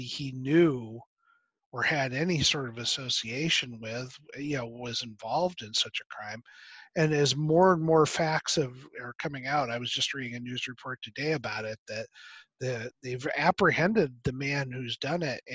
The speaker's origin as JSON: {"language": "English", "region": "Michigan", "country": "United States", "tie": "born or raised there", "also_born_or_lived": "Virginia", "moved": "yes", "said": "My son lives in Michigan, which is where I was raised. I was born in Virginia, but raised there"}